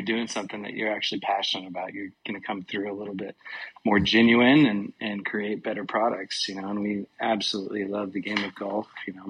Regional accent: Tacoma, Washington, United States; We grew up playing on our local muni here called the Classic in the Tacoma, Washington region.

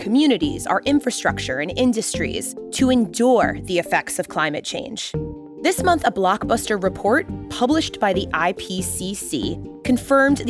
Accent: New York City, New York, United States; I grew up in Manhattan Beach, Brooklyn.

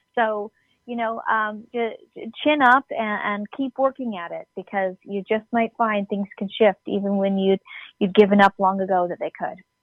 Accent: Canada; We're from Canada

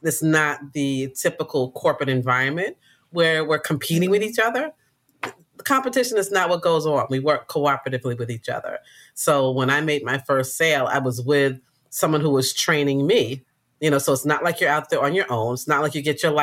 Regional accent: New York City, New York, United States; I grew up in Queens

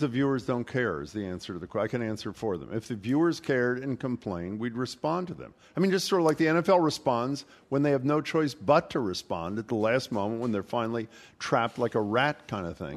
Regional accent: Philadelphia, Pennsylvania, United States; moved away; listening to the Philadelphia Phillies, my hometown team

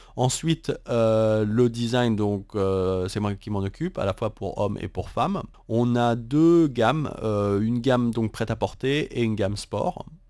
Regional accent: France; now in Taiwan; en tant que français

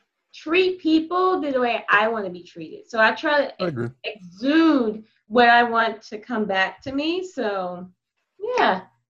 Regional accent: Texas, United States; accent: Texas; I'm from Texas.

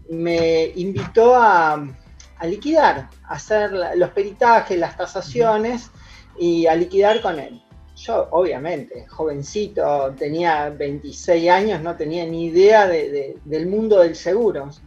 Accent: Venado Tuerto, Santa Fe, Argentina; now in Rosario, Argentina; yo soy oriundo de Venado Tuerto, pero estoy radicado en, Rosario.

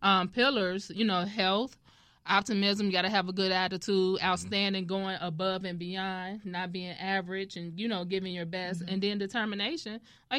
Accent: Chicago, Illinois, United States; I'm from Englewood. You know, I was born and raised in Englewood, went to Dunbar High School and so forth and so forth. So I'm truly a Chicago girl.

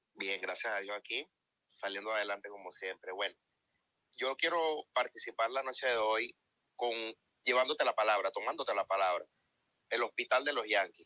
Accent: Venezuela; yo soy venezolano

